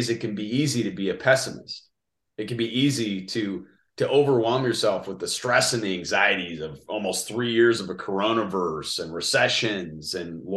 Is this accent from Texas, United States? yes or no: no; Denver, Colorado, United States; my hometown of Denver, Colorado